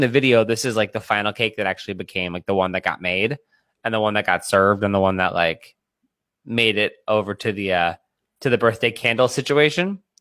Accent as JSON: {"language": "English", "region": "Pennsylvania", "country": "United States", "said": "I'm from Pennsylvania. I grew up an Eagles fan"}